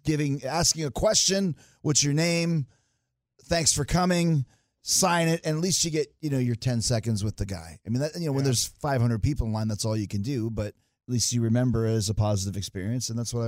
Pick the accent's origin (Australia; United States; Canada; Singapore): Canada; Winnipeg, Manitoba; growing up in Canada, Dallas might as well have been Mars. You know, grew up in Winnipeg at the time.